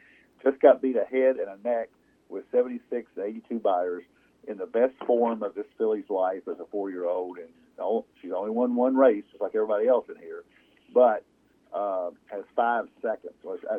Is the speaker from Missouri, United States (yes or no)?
no; Kentucky, United States; Well, I'm from Kentucky, and I don't know. We say y'all here, but we also say Ewens.